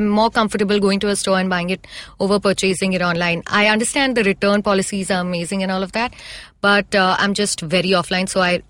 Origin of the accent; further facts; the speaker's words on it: India; I'm truly one of those Indians.